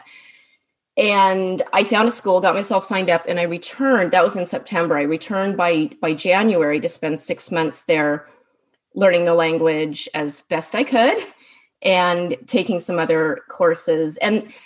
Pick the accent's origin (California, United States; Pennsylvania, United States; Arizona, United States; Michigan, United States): California, United States; I'm American. I was born and raised in California, although I'm also British. My mother is British